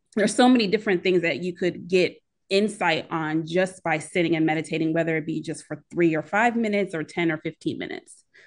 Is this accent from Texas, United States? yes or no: no; Philadelphia area, Pennsylvania, United States; accent: Philly; moved away as an adult; also born or lived in Chicago; I'm originally from the Philadelphia area.